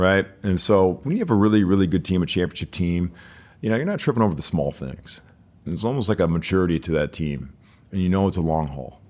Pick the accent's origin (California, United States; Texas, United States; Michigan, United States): Michigan, United States; Birmingham; moved away; also born or lived in Detroit, Michigan; I grew up in Birmingham, Michigan